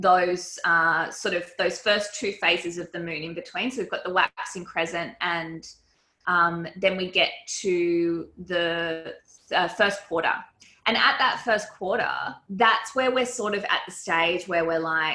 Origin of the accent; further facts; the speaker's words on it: Sydney, New South Wales, Australia; now in Byron Bay, Australia; I live up in Byron Bay now, but I grew up in Sydney and I lived in this apartment for 13 years in Bondi